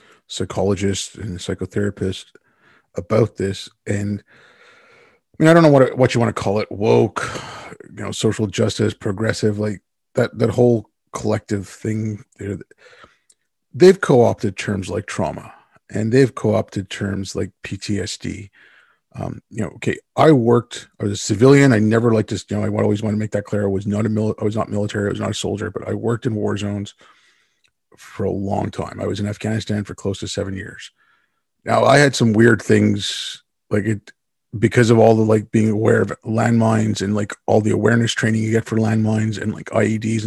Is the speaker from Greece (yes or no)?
no; India; also born or lived in Yemen; I was born in India. My family's from there. I mean, originally my family's from Yemen